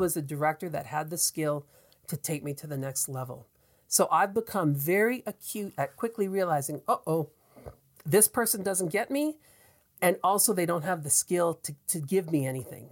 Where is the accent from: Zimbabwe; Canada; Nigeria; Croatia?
Canada; Atlantic Canada; accent: Atlantic Canadian; I'm an Atlantic Canadian, and when you hear me talk, you know I'm from Atlantic Canada.